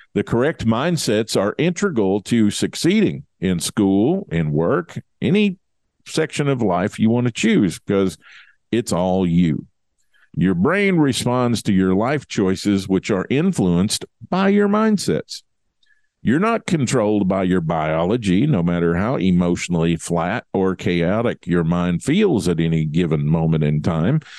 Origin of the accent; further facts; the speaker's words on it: Kentucky, United States; it's my home state